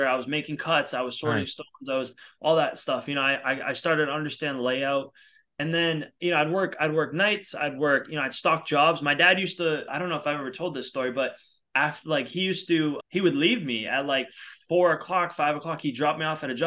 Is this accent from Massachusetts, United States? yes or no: yes; outside of Boston, Massachusetts, United States; moved away as an adult; now in Los Angeles, United States; I'm originally from outside of Boston, but I've been in LA now for, I don't even know, 8-9 years